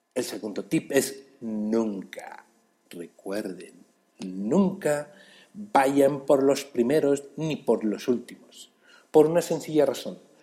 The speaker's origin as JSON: {"language": "Spanish", "region": "Mexico City", "country": "Mexico", "said": "Esto es otro chilango sin chamba y yo soy ese chilango"}